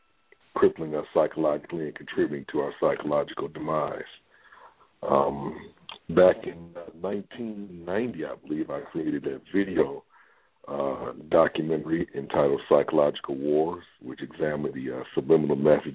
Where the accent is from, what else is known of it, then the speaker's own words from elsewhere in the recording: Cincinnati, Ohio, United States; now in Atlanta, United States; Born and raised in Cincinnati, Ohio.